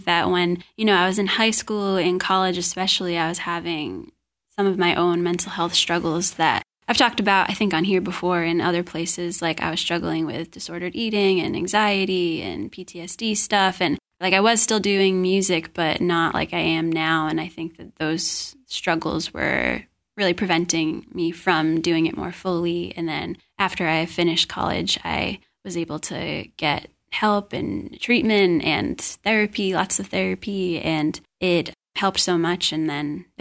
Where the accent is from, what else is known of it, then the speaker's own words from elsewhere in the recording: New Bedford, Massachusetts, United States; we're both from New Bedford, Massachusetts